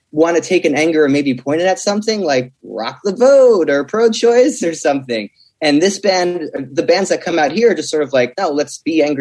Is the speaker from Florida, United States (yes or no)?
no; Jackson, New Jersey, United States; growing up in Central Jersey, it's suburban and partly rural too